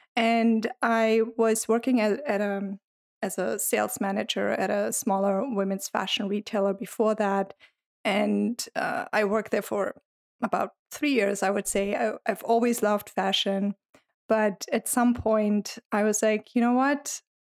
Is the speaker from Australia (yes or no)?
no; Germany; now in United States; I'm originally from Germany, but I've been living in the U S for quite some